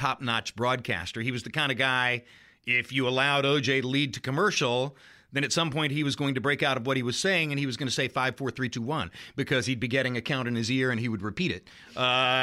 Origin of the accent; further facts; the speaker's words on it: North Carolina, United States; now in Hollywood, United States; I was a kid from North Carolina